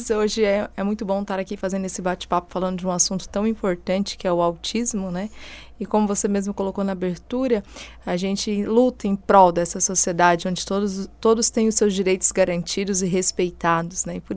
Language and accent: Portuguese; Goiás, Brazil; now in Forquilhinha, Brazil; natural de Séries, no interior de Goiás, não sou daqui, né?